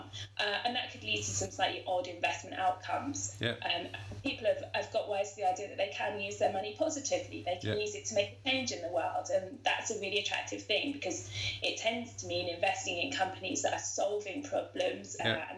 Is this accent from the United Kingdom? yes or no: yes; Surrey, South East England, United Kingdom; I am from Surrey. I am actually quite well spoken